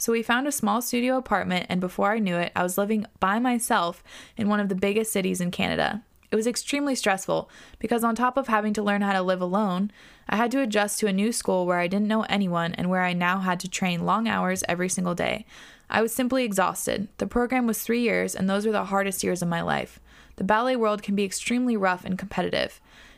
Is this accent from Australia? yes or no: yes; Australia; born or raised there